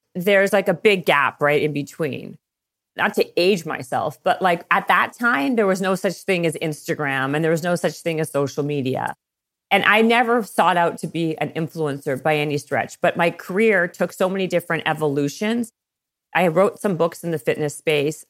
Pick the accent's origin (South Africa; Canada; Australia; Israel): Canada; moved away as an adult; also born or lived in Toronto / Los Angeles; I'm Canadian, and I was working for a record label in Toronto.